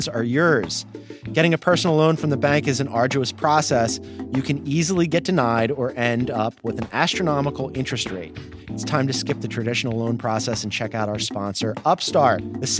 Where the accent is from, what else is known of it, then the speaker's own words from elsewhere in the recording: Philadelphia, Pennsylvania, United States; I want to be clear here as a Philadelphian.